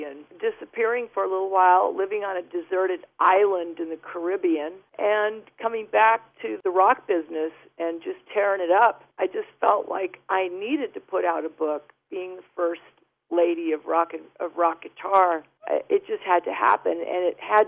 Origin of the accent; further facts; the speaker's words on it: United States; also born or lived in United Kingdom; I'm an American resident. I've been an American resident since I was 4 years old.